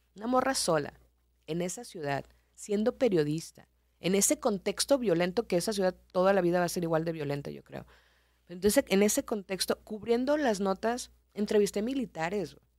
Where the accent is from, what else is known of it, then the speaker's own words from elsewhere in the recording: Culiacán, Sinaloa, Mexico; moved away as an adult; also born or lived in Nuevo Laredo / Mexico City / Reynosa; Yo soy de Culiacán, estaba en Culiacán